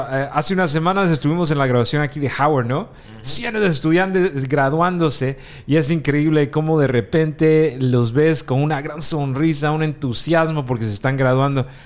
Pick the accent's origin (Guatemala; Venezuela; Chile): Guatemala; Guatemala, yo soy guatemalteco